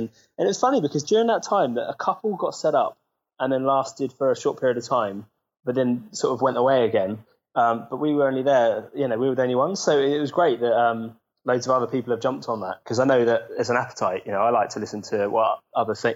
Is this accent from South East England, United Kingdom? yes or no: yes; Southampton, South East England, United Kingdom; moved away as an adult; I grew up in Southampton